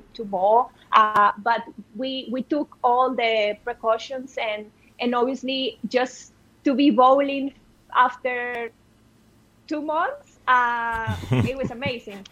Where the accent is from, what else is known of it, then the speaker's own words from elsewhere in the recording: Monterrey, Nuevo León, Mexico; I am in my hometown in Monterey